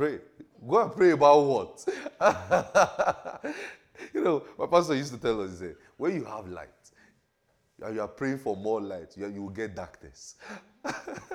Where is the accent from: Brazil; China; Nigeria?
Nigeria; Ekiti; I'm from Ekiti.